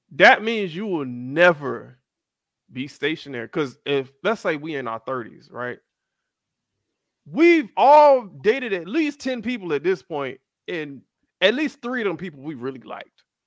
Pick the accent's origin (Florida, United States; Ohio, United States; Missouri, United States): Florida, United States; Miami; also born or lived in Atlanta / Tennessee / Fort Lauderdale; I was born in Atlanta, raised in Miami